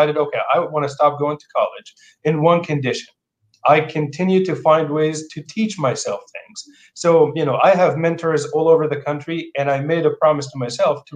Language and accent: English; Jordan; English is a second language; moved away as an adult; also born or lived in Portland, Oregon; now in Seattle area, United States; I grew up in Jordan in the Middle East, and I came here for opportunity